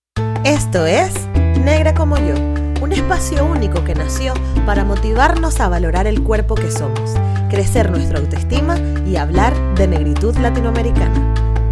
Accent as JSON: {"language": "Spanish", "country": "Venezuela", "said": "yo soy venezolana"}